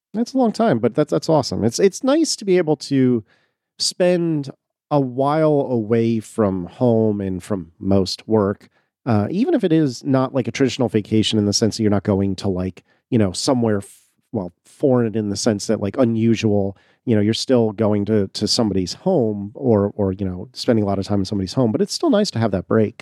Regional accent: United States; as an American

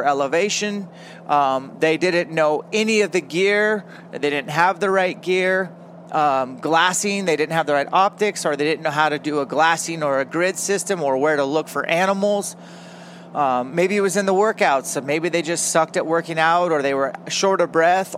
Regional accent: Elk, Washington, United States; I grew up in Elk, Washington for the first 7 or 8 years of my life

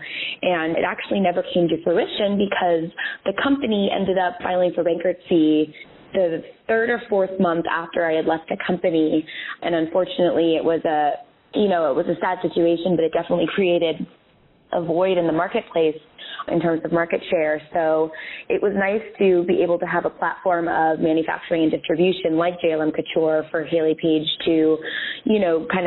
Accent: California, United States; moved away; I grew up in California and my whole family lives out there now.

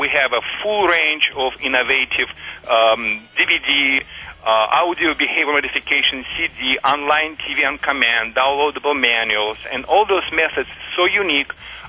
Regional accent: Russia; English is a second language; moved away as an adult; now in Michigan, United States; I immigrated in the United States 10 years ago, and prior to that, I was working for Russian Red Army. I trained the dogs as patrol dogs on the Russia-China border.

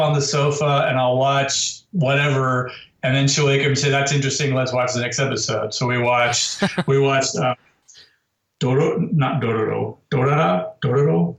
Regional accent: United States; as an American

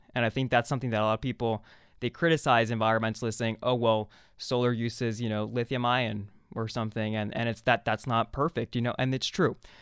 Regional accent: Mexico City, Mexico; moved away; also born or lived in Arizona; I was born in Mexico City, a city that, you know, I just went back and visited this December.

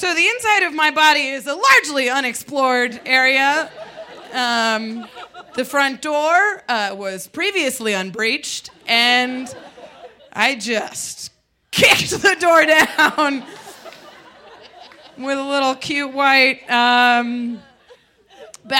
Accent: Midwest, United States; now in Denver, United States; But we're from the Midwest

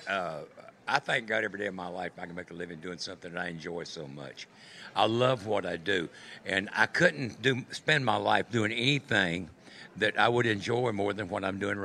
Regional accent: Wilmington, North Carolina, United States; I'm from Wilmington, North Carolina, which is a seaport town

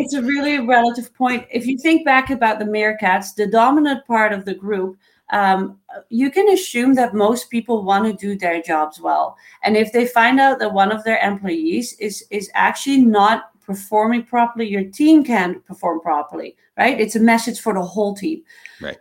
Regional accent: Netherlands; now in Canada; I was born in the Netherlands

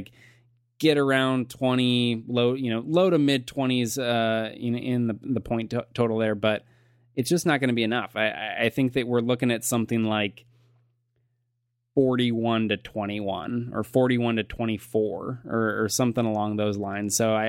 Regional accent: Nevada, United States; So I grew up in Nevada, right?

